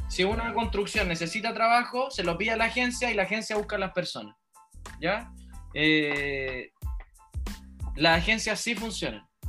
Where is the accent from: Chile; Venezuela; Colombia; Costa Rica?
Chile; moved away; also born or lived in New Zealand; cuando volví a Chile